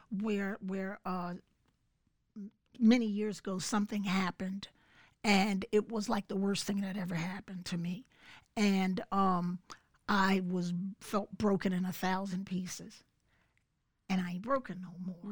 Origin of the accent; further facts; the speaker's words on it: Philadelphia, Pennsylvania, United States; moved away as an adult; now in Bucks County, United States; Grew up in Philly